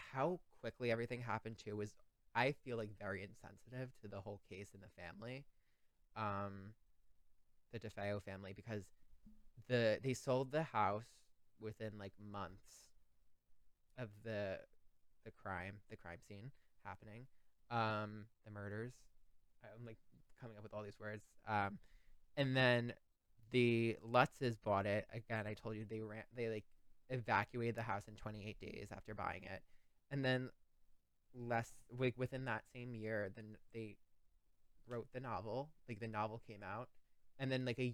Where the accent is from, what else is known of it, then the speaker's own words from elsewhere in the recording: Long Island, New York, United States; we're from Long Island.